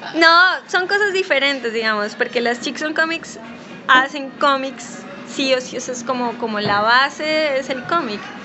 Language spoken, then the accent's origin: Spanish; Pasto, Nariño, Colombia; moved away as an adult; also born or lived in Cali / Bogotá; now in Buenos Aires, Argentina; yo soy colombiana, nací en Pasto, y en Cali, Bogotá, y ahora vivo en Buenos Aires